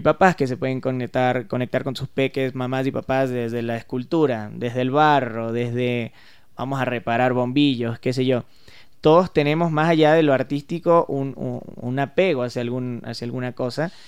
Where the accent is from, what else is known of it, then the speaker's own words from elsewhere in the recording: Venezuela; yo soy venezolano